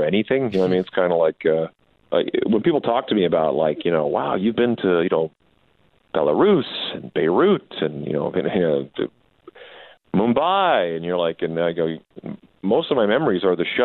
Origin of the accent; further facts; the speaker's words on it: Canada; also born or lived in Saskatchewan; now in Las Vegas, United States; being Canadian living in the States